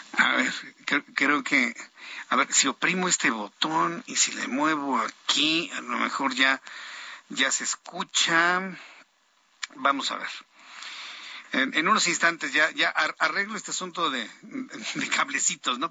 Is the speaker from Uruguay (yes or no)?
no; Mexico